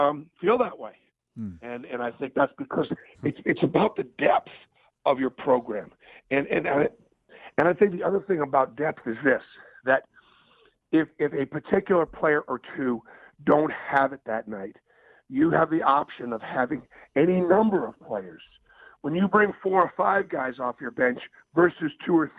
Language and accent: English; Northeast, United States; moved away; growing up in the Northeast